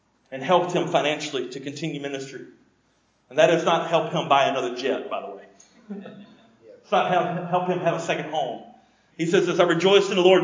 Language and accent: English; United States; as an American in an affluent country